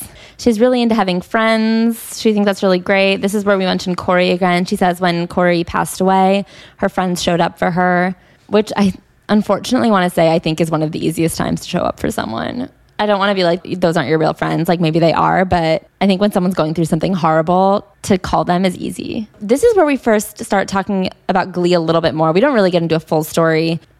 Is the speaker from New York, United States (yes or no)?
yes; New York City, New York, United States; I grew up with crossdressers in New York City.